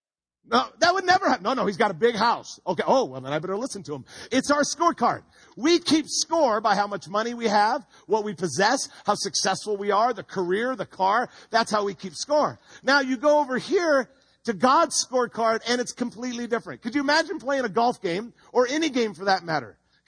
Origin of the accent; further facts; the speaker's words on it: Home Gardens, California, United States; I grew up in Home Gardens.